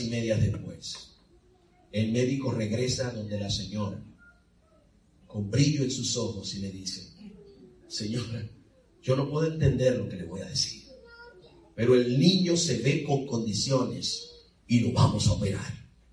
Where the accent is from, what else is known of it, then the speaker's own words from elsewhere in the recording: Dominican Republic; moved away; en mi país, República Dominicana